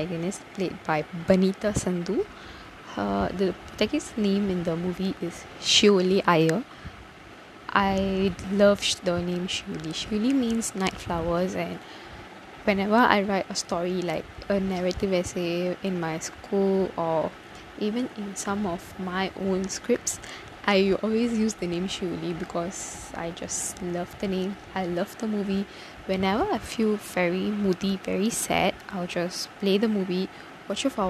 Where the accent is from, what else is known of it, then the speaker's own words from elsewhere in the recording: Tamil Nadu, India; I'm a Tamilian. I'm from Tamil Nadu